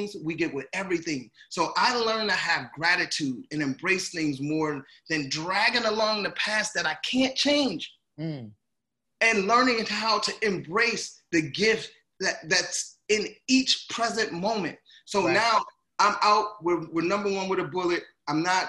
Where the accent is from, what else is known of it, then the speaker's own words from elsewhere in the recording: Gary, Indiana, United States; moved away; also born or lived in St. Paul, Minnesota; I'm originally from Gary, Indiana, so to move to Minneapolis, I mean to St. Paul